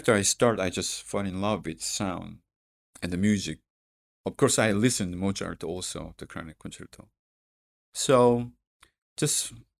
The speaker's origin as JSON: {"language": "English", "country": "South Korea", "second_language": "English", "said": "Actually, South Korea."}